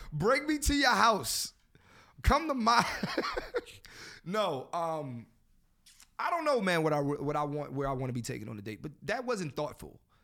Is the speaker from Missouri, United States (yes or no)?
no; Philadelphia, Pennsylvania, United States; I'm from Philly